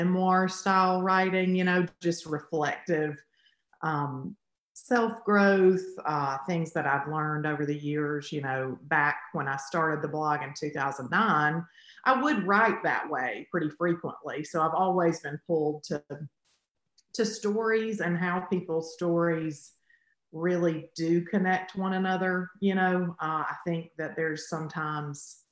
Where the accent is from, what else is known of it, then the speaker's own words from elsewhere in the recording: Alabama, United States; I'm from Alabama